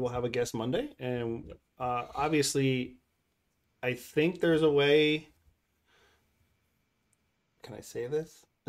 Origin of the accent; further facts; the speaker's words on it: Minnesota, United States; from Minnesota.